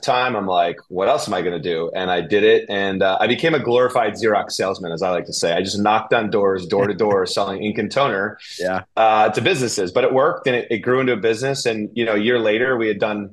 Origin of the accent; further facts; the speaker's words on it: New York, United States; moved away; also born or lived in Connecticut; I'm from New York